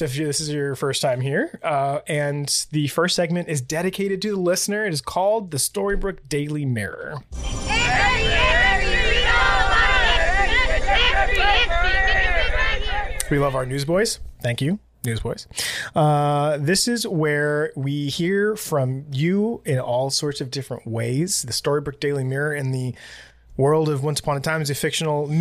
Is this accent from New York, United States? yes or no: yes; New York, United States; I'm obviously from New York